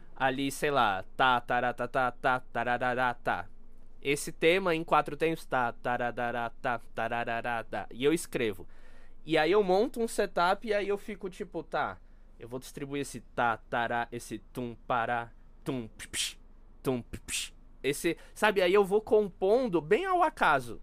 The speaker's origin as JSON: {"language": "Portuguese", "country": "Brazil", "said": "eu como brasileiro"}